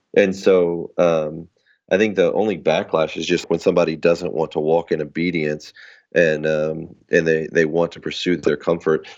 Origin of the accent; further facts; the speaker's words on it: United States; I was born in America